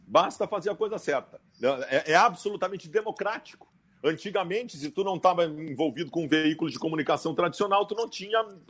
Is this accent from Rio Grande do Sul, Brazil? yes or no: yes; Rio Grande do Sul, Brazil; se eu nasci no Rio Grande do Sul